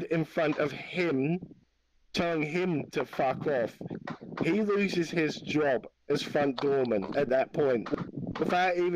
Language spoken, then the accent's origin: English; Australia; I'm Australian. I'm Aussie. Aussie.